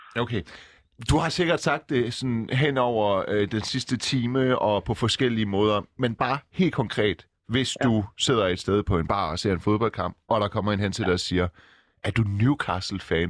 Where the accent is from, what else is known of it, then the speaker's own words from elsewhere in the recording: Silkeborg, Central Denmark Region, Denmark; also born or lived in Iran; Jeg er oprindeligt fra Silkeborg.